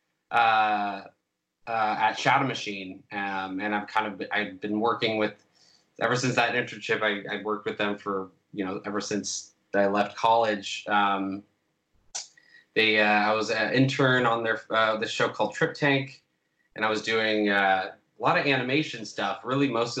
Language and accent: English; Orange County, California, United States; moved away as an adult; also born or lived in Portland, Oregon; now in Los Angeles, United States; I'm from Orange County, and then I moved to Portland